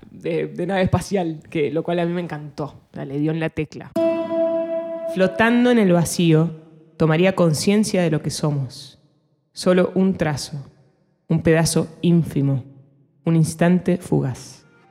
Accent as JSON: {"language": "Spanish", "country": "Argentina", "also_born_or_lived": "United States", "first_language": "Spanish", "moved": "yes", "said": "yo soy argentina, orgullosamente argentina"}